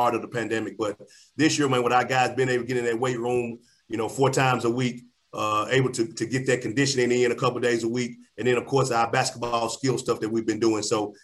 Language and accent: English; Memphis, Tennessee, United States; That's where I'm from, man. Melrose High School.